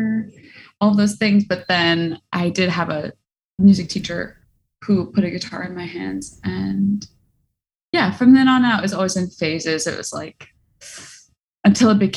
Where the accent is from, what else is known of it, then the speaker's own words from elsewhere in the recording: Hudson Valley, New York, United States; also born or lived in Boston; now in New York City, United States; I grew up in the Hudson Valley in New York, so not far from here